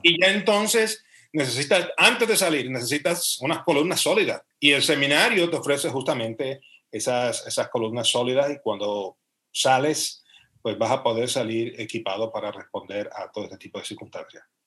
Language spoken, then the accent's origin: Spanish; Puerto Rico; moved away as an adult; now in Spain; después de 32 años, pues regresar a mi tierra.